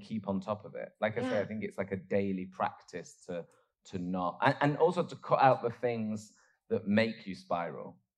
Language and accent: English; Oldham, North West England, United Kingdom; where I grew up in Oldham